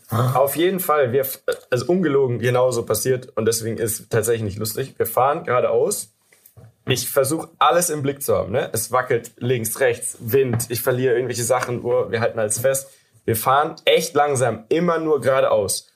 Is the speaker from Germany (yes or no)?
yes; Germany